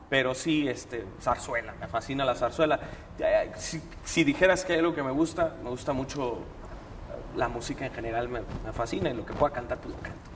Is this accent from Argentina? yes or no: no; Mexico